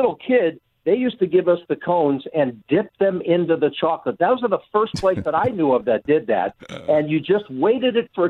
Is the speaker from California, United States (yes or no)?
yes; Culver City, California, United States; also born or lived in Los Angeles; I grew up in Culver City